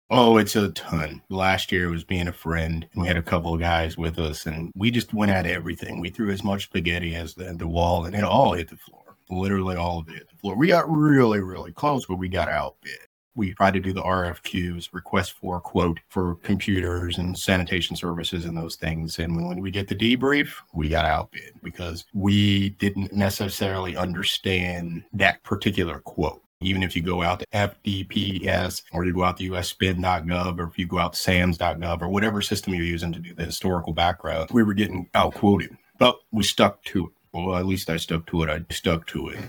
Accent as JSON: {"language": "English", "region": "rural Missouri", "country": "United States", "tie": "born or raised there", "moved": "as an adult", "said": "I had to unlearn everything I learned in rural Missouri as far as hunting"}